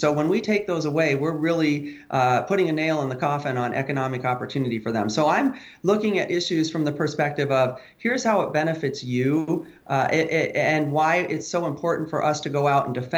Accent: South Side, Iowa, United States; Right here in Iowa, you know, I grew up on the South Side

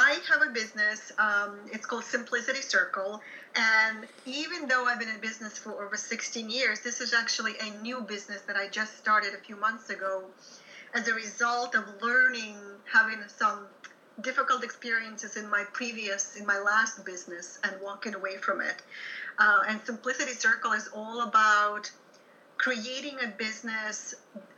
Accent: Ukraine; English is a second language; moved away as an adult; I'm originally from Soviet Ukraine, and I was trained as a music teacher there

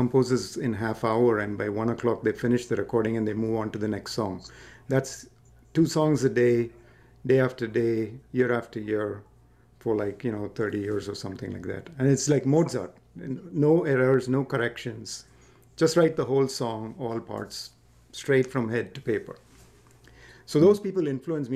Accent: South India, India; now in United States; I grew up in India, so we listened, when I was growing up, it was Indian film music

